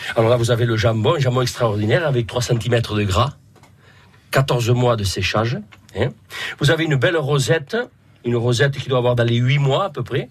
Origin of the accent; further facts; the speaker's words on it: Palau-del-Vidre, Occitania, France; Je suis de Palo del Vidre. Je suis né à Palo del Vidre